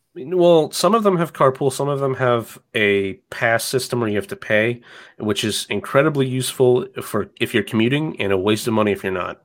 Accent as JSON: {"language": "English", "town": "Athens", "region": "Georgia", "country": "United States", "tie": "born or raised there", "lives_now": "Atlanta, United States", "said": "I grew up in Athens, Georgia, which is about an hour to the, to the east of Atlanta"}